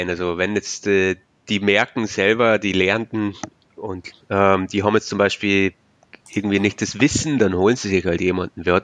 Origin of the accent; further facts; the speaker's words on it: Bavaria, Germany; accent: Bavarian; ich komme aus, aus Bayern, wie man vielleicht hört, am Akzent.